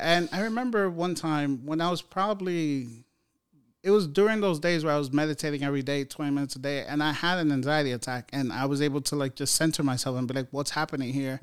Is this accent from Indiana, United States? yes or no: no; New York City, New York, United States; I grew up in New York City housing projects